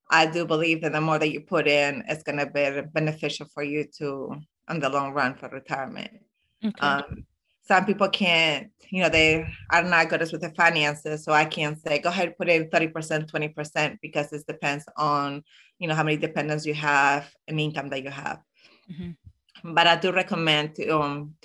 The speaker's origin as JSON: {"language": "English", "town": "Zaragoza", "region": "Aragon", "country": "Spain", "moved": "yes", "lives_now": "Illinois, United States", "said": "I am originally from Spain, Zaragoza."}